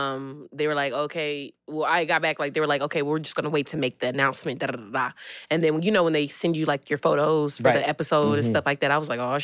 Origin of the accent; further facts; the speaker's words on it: Decatur, Georgia, United States; also born or lived in Atlanta; I ain't just from the slums or anything, but, you know, like, I'm from Decatur, Georgia.